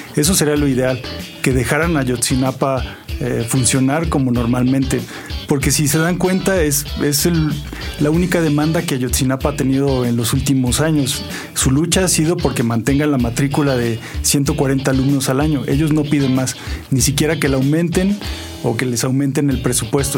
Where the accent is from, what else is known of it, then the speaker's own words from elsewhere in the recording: Zacatecas, Mexico; now in Oaxaca, Mexico; Yo soy de Zacatecas, que es un una ciudad muy pequeña. El resto de mi vida la he vivido en Oaxaca.